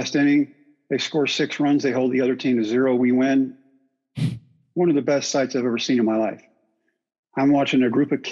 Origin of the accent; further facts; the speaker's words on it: Brownwood, Texas, United States; my hometown of Brownwood